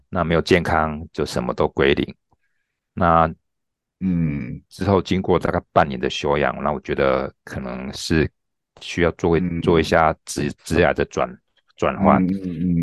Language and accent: Chinese; Taichung, Taiwan; also born or lived in Tianwei, Changhua; 从小是出生在彰化田尾小，诶，乡下地方。那嗯。从小到大就一直生，居住在台中市跟台中县啊。那从小就是从国小，就清水国小，清水国中、台中二中，到台北学院药学系啊。那嘉义大学一年毕业